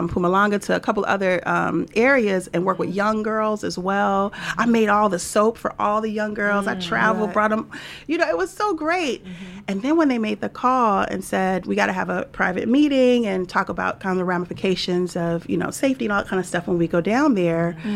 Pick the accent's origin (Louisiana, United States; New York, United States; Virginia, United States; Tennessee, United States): Louisiana, United States; I'm from Louisiana